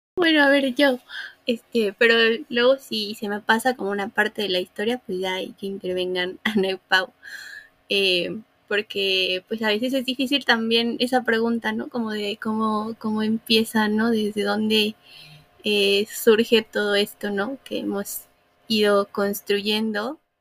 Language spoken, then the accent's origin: Spanish; Fortín, Veracruz, Mexico; also born or lived in Puebla; nací en Puebla, pero crecí en Veracruz